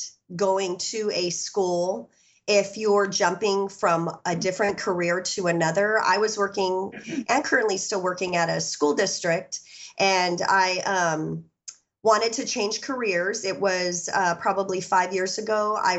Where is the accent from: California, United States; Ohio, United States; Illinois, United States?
California, United States; I grew up in Southern California.